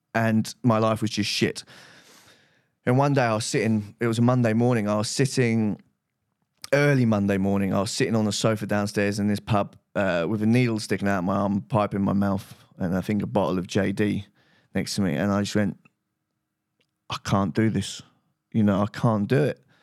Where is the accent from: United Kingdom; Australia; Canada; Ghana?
United Kingdom; rehab, uh, that Russell Brand went to, funny enough, um, which was in my hometown.